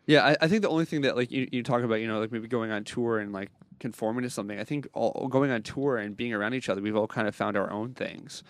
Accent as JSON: {"language": "English", "country": "Canada", "said": "we're a bunch of Canadians here."}